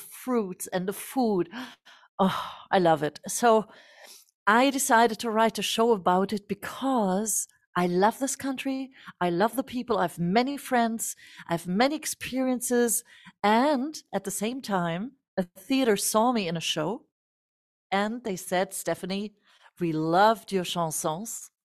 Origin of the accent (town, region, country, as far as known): Germany; born or raised there